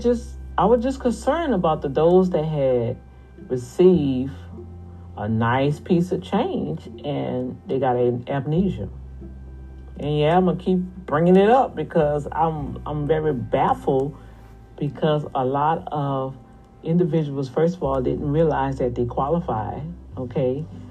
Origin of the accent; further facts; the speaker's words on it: New Orleans, Louisiana, United States; accent: New Orleans Cajun; But then when I get excited, yeah, you know, that New Orleans Cajun stuff coming out of there.